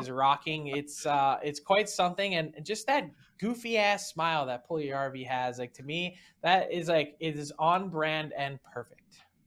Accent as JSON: {"language": "English", "town": "Philadelphia", "region": "Pennsylvania", "country": "United States", "tie": "born or raised there", "moved": "yes", "said": "in my hometown"}